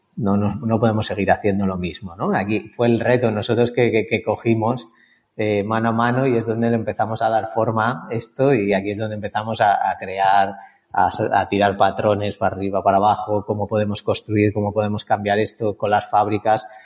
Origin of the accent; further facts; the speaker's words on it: Salamanca, Castile and León, Spain; moved away as an adult; also born or lived in Valladolid; now in Barcelona, Spain; soy de Salamanca